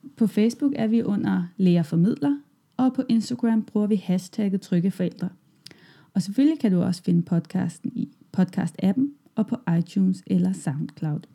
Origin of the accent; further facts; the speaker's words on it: Germany; Danish is a second language; moved away as an adult; now in Denmark; jeg kommer fra Tyskland, og jeg flyttede til Danmark i sommer 2014